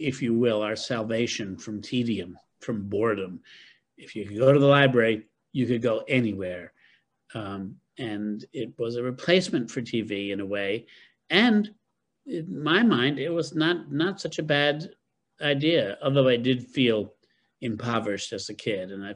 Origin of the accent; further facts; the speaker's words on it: upstate New York, United States; moved away; also born or lived in Boston; I grew up in New York